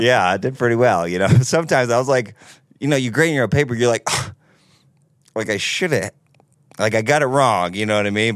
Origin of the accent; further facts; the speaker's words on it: Seabrook, New Hampshire, United States; I'm from Seabrook, New Hampshire, right on the coast, right on the Massachusetts border. Born and raised